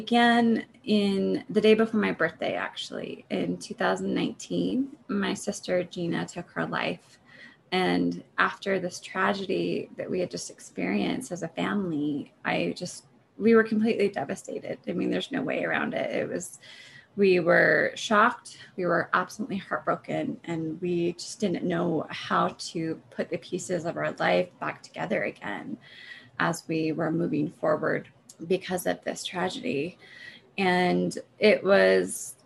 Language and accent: English; Utah, United States; moved away as an adult; also born or lived in Oregon / Colorado; I'm from Utah. I was born and raised here.